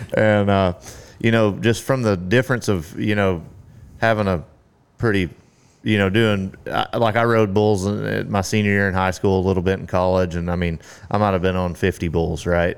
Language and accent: English; Carthage, Texas, United States; now in Granbury, United States; I grew up in East Texas, uh, Carthage, Texas